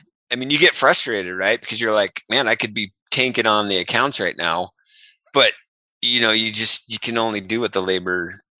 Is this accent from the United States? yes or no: yes; California, United States; number one, we came from California and we found out we had bark scorpions.